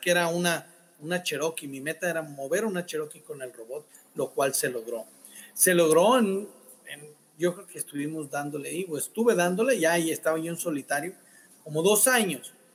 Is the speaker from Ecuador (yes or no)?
no; Sinaloa, Mexico; como buen sinaloense